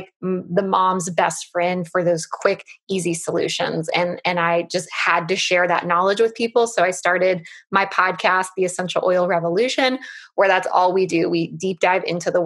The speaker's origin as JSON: {"language": "English", "country": "United States", "said": "I'm an American, so we live in the US"}